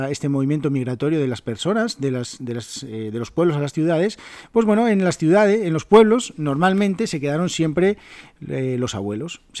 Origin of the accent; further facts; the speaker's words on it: Oviedo, Asturias, Spain; also born or lived in Salas; mi pueblo se llama Salas, eh, Salas que está en la zona eh, occidental de Asturias, está como a una hora de mi ciudad, de Oviedo.